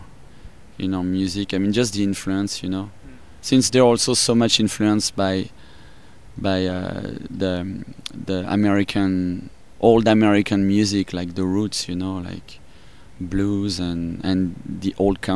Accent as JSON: {"language": "English", "town": "Paris", "region": "Île-de-France", "country": "France", "tie": "born or raised there", "accent": "French", "second_language": "English", "moved": "as an adult", "lives_now": "United States", "said": "I'm from France, and from Paris. I grew up in Paris, and I moved out here 12 years ago. That's why my accent is like that. French"}